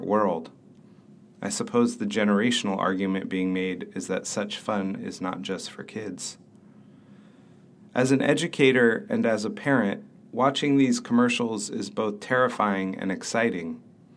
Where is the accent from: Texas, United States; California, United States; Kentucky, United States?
California, United States; Bay Area; Growing up in the Bay Area in the 1980s